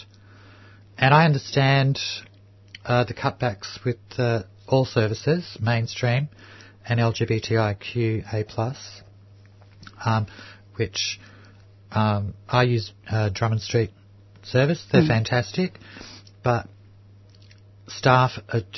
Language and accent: English; Melbourne, Victoria, Australia; I grew up in Housing Commission just up the road in Fitzroy here